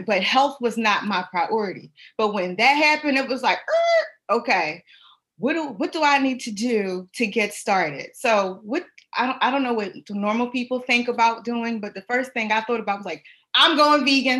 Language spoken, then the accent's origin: English; Philadelphia, Pennsylvania, United States; I'm from Philadelphia, and where I'm from, it's like, you know, you go to the corner store